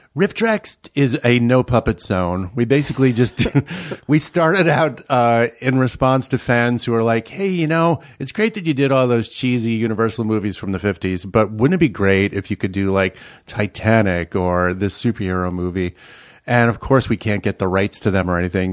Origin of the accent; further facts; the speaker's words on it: New York City, New York, United States; moved away as an adult; now in Minnesota, United States; I grew up in Brooklyn, New York, um, in, uh, Bay Ridge, Brooklyn